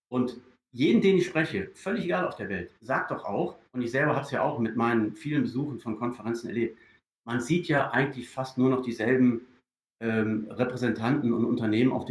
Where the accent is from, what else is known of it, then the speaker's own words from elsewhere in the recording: Düsseldorf, North Rhine-Westphalia, Germany; moved away as an adult; now in New Zealand; Also ich bin ja, ich bin ja Deutscher. Also ich bin in, in, in Düsseldorf groß geworden und habe auch dann natürlich äh, viele Jahre meines Arbeitslebens in Deutschland verbracht